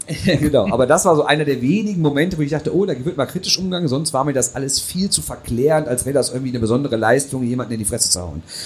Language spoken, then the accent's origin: German; Düsseldorf, North Rhine-Westphalia, Germany; als Düsseldorfer